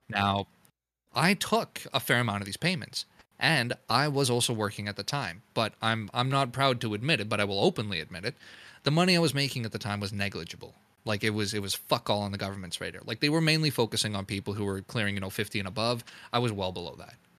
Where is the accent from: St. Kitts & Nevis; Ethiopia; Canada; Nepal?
Canada; as a Canadian